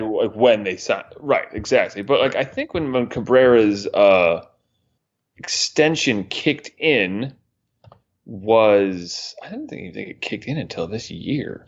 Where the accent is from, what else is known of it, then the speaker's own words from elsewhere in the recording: Northeast, United States; moved away; Growing up in the Northeast, I listened to a lot of New York Sports Talk Radio